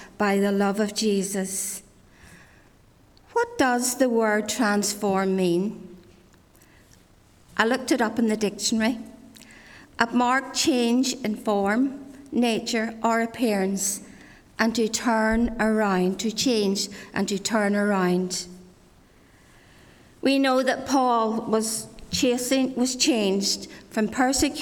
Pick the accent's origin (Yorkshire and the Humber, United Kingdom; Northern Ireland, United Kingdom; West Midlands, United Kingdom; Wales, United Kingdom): Northern Ireland, United Kingdom; Ards Peninsula; I grew up in Glastonbury Presbyterian Church down the Arts Peninsula